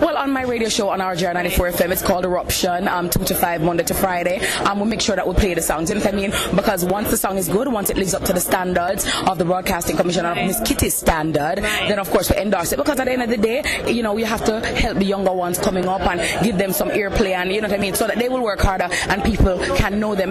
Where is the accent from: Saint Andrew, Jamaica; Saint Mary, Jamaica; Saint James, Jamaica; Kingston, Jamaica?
Saint Andrew, Jamaica; August Town; I'm from Augustown